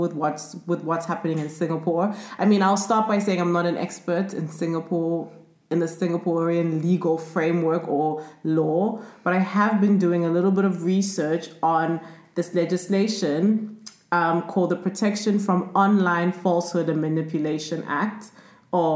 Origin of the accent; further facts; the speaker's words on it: South Africa; I grew up in South Africa